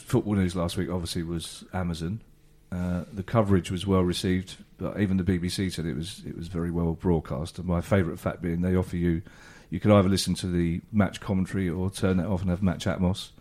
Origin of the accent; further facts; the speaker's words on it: Donegal, Ulster, Ireland; I'm from Donegal. I was twenty-five before I was made aware of the existence of other counties in Ireland.